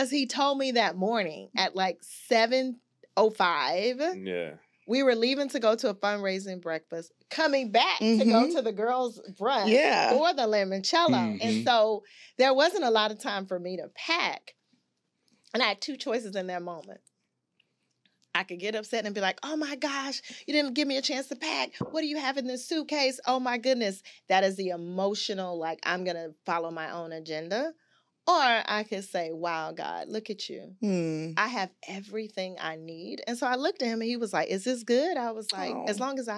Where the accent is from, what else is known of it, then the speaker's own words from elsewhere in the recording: Augusta, Georgia, United States; I'm from Augusta and raised by a grandmother